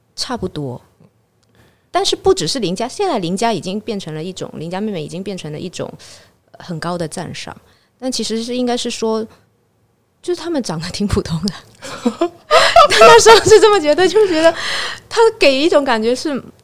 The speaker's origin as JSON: {"language": "Chinese", "region": "Guangdong", "country": "China", "said": "我潮汕人嘛，我会讲潮汕话"}